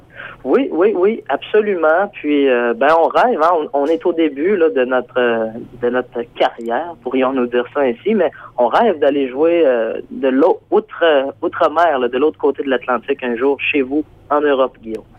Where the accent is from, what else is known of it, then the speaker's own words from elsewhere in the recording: Port-Cartier, Quebec, Canada; le groupe, on vient de Port-Cartier sur la côte nord